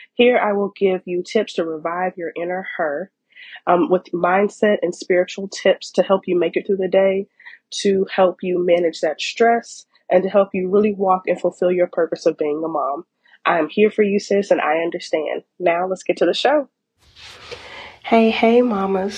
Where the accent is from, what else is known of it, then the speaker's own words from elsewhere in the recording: United States; as African American moms, where we are labeled as the strong black woman